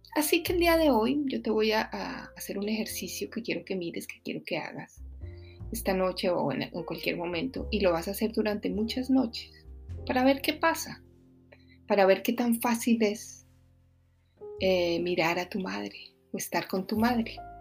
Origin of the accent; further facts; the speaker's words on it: Bogotá, Colombia; moved away; soy de Bogotá